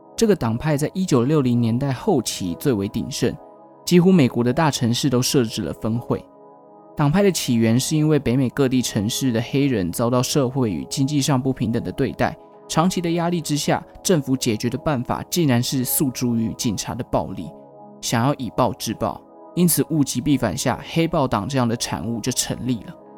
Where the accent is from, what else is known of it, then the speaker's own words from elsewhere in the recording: Taichung, Taiwan; moved away; 我的家乡台中